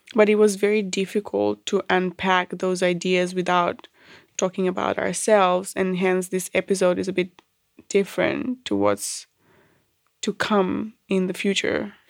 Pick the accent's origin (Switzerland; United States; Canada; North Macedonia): North Macedonia; moved away as an adult; now in Australia; I was born in Yugoslavia. Um, I grew up in Macedonia.